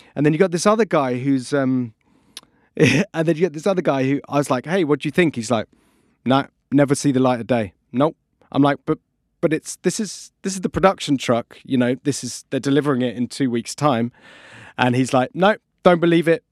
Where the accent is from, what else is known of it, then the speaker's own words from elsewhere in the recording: United Kingdom; we are British